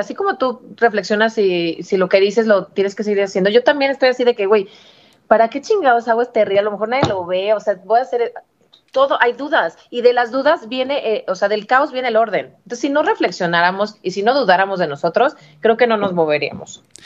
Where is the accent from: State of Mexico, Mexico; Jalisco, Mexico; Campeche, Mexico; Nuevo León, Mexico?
Jalisco, Mexico; Guadalajara; moved away as an adult; now in Mexico City, Mexico; yo soy de Guadalajara